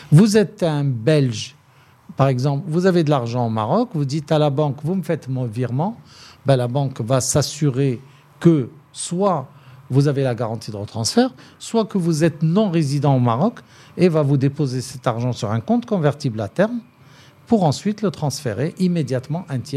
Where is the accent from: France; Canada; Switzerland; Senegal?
France; now in Morocco; Pour moi, je suis française, de papa français